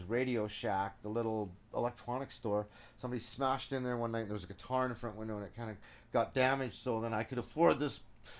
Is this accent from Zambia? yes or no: yes; Lusaka, Lusaka Province, Zambia; moved away; also born or lived in Southern Rhodesia (Zimbabwe) / South Africa / England; I was born there, and we moved to Lusaka, Zambia, which is a city about size of here.